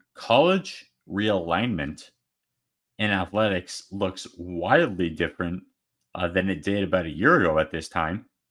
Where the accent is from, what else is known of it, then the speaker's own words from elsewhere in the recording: Arizona, United States; I'm from Arizona